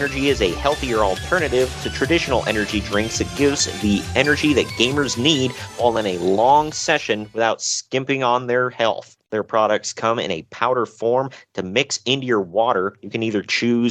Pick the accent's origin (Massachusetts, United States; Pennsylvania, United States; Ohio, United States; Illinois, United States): Ohio, United States; Cleveland; I'm from Cleveland